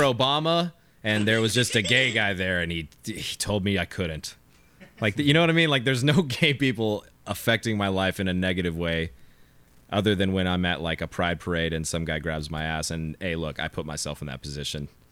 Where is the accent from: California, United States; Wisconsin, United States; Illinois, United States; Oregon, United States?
California, United States; I'm just from California. Like, it's just my vernacular